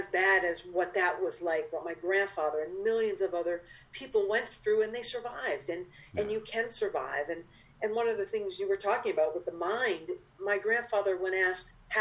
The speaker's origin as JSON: {"language": "English", "area": "Cape Cod", "region": "Massachusetts", "country": "United States", "tie": "born or raised there", "moved": "as an adult", "lives_now": "New York, United States", "said": "I grew up on Cape Cod, like I said, and not that many Jewish people on Cape Cod"}